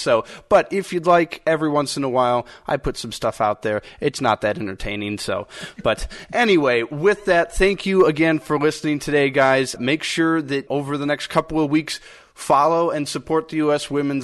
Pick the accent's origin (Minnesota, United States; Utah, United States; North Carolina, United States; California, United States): Minnesota, United States; I grew up in Minnesota